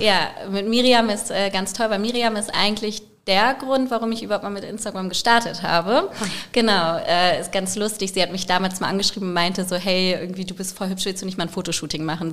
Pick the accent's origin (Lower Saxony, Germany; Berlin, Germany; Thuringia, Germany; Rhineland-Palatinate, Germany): Lower Saxony, Germany; Großenwieden; in Großen Wieden, weil ich da halt groß geworden bin in dem Dorf.